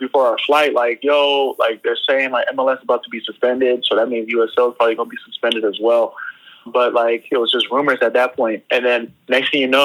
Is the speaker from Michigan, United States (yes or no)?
no; Sacramento, California, United States; born or raised there